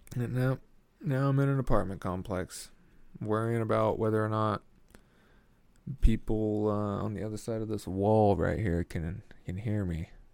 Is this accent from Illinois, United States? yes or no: no; Delaware County, Oklahoma, United States; Delaware County, which is where I grew up in Oklahoma